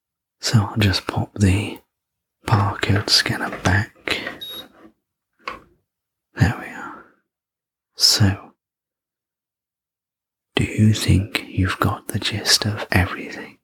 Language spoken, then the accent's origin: English; England, United Kingdom; I'm English